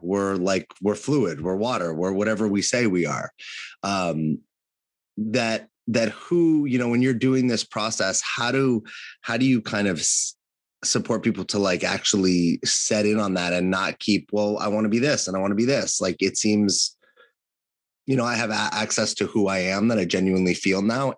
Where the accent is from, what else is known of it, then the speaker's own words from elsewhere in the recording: California, United States; was born and raised in California